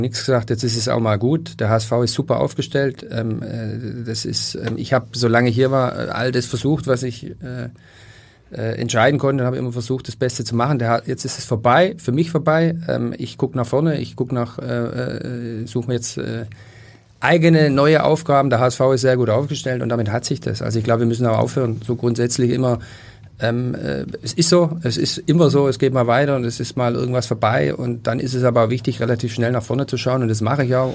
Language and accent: German; Stuttgart, Baden-Württemberg, Germany; now in Hamburg, Germany; ich bin in Stuttgart groß geworden